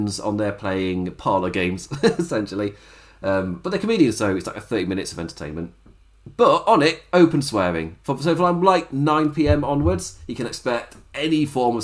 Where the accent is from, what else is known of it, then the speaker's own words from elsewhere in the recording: England, United Kingdom; as an Englishman